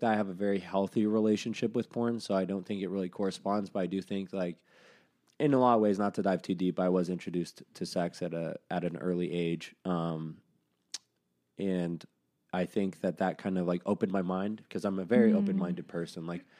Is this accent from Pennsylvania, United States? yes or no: no; Arizona, United States; Arizona. I grew up in Arizona.